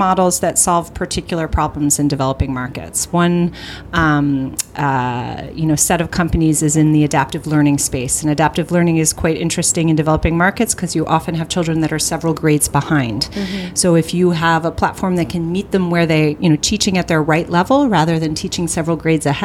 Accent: New York, United States; I'm from New York

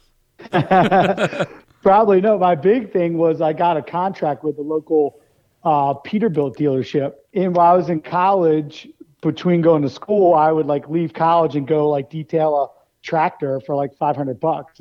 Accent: Maryland, United States; I grew up in Maryland

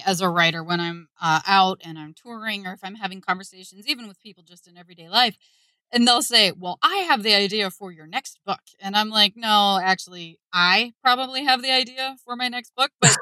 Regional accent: Ohio, United States; I'm from the Midwest. I grew up in Ohio. I still live here

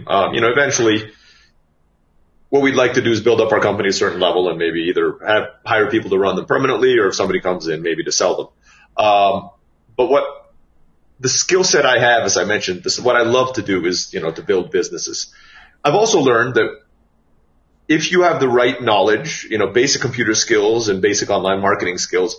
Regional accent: Philippines; which is apparently a Filipino language, which I'm Filipino.

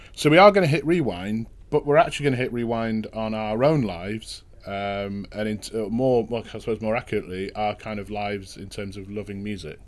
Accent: Manchester, North West England, United Kingdom; proper central, kind of grew up in kind of north central uh, Manchester.

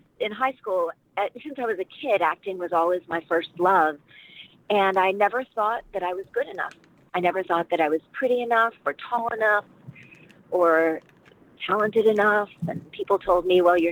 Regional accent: Washington, District of Columbia, United States; moved away as an adult; also born or lived in Paris; I grew up in Washington, D.C. as a kid.

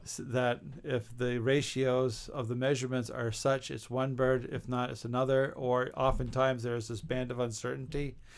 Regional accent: St. Johnsbury, Vermont, United States; my hometown of Saint Johnsbury, Vermont

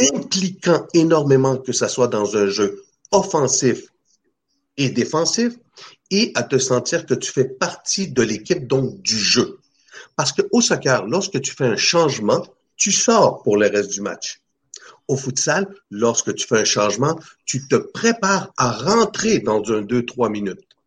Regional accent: Chile; now in Canada; depuis tout jeune, moi je viens de l'Amérique du Sud, euh, du mm. Chili

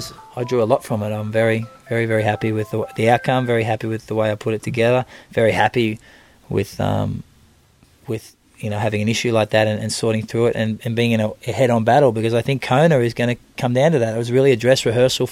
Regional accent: Australia; I'm Australian coming to Germany

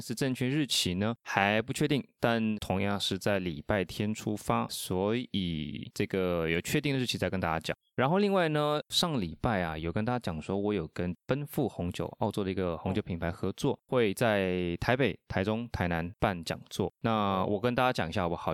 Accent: Argentina; now in Taiwan; 我的家乡阿根廷

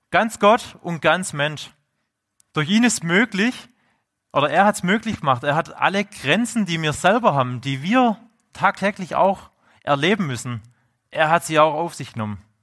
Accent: Swabia, Germany; accent: Swabian; man hört es ja bei meinem Dialekt, ich bin ja Urschwab.

